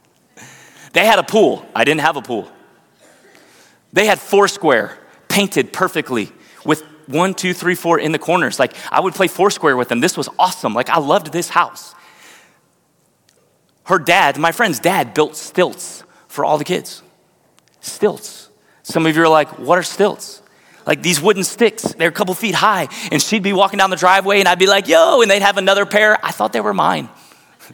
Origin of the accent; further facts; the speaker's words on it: Northridge, Ohio, United States; I grew up in Northridge, Ohio. I grew up in the same house